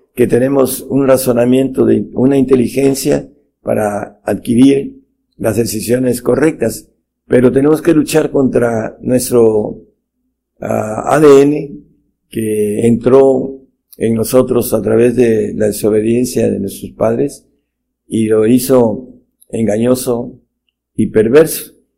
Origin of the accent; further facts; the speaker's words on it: Mexico; en nuestro país, México